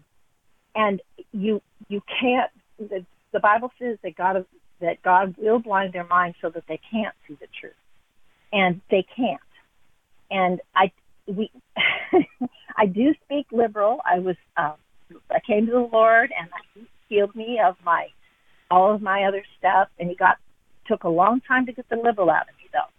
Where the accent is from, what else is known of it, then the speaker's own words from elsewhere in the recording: Portland, Oregon, United States; I'm from Portland, Oregon